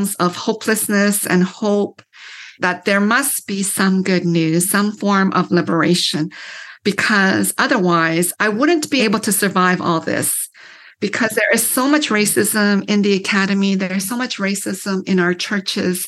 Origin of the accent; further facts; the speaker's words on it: London, Ontario, Canada; moved away as an adult; also born or lived in Korea; now in United States; I grew up in London, Ontario, which is known as like the snow belt